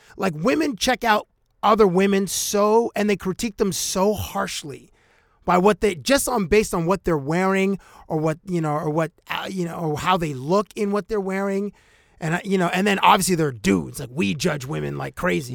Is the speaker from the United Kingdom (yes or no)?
no; Canada; as a Canadian, to go work in the United States